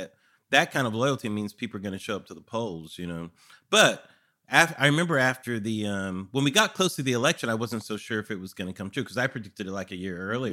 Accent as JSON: {"language": "English", "region": "California", "country": "United States", "said": "I'm from California"}